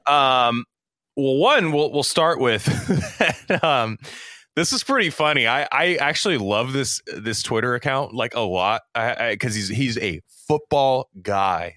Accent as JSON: {"language": "English", "area": "Silicon Valley", "region": "California", "country": "United States", "tie": "born or raised there", "said": "in my hometown, quite literally, Silicon Valley"}